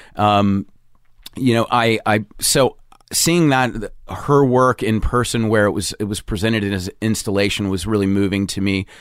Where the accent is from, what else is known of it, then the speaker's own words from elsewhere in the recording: Charleston, South Carolina, United States; moved away as an adult; also born or lived in Providence, Rhode Island; I grew up in Charleston, South Carolina